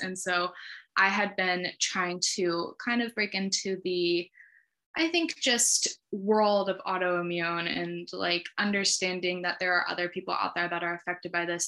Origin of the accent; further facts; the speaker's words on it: Sacramento, California, United States; also born or lived in Santa Barbara, California; now in San Francisco, United States; I grew up in Sacramento, California